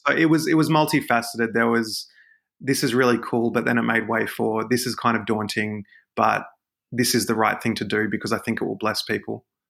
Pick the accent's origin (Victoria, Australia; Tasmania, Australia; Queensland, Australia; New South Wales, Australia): New South Wales, Australia; Sydney; I'm a Sydney guy. I'm, I'm Aussie, uh, Sydney born and bred